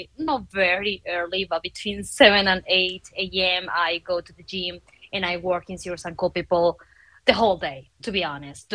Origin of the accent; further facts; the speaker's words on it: Argentina; now in Mexico City, Mexico; I'm from Argentina. I live in Mexico City